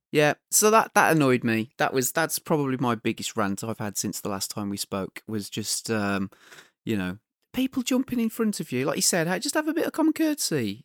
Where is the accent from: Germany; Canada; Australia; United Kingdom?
United Kingdom; we're British